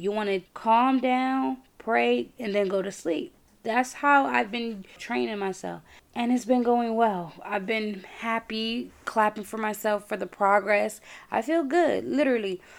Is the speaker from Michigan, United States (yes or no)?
no; New York, United States; I'm from New York